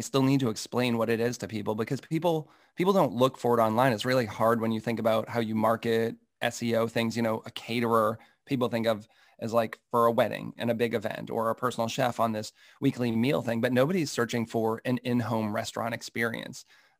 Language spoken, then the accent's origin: English; Massachusetts, United States; Yeah, so I grew up in Massachusetts, a little outside of Boston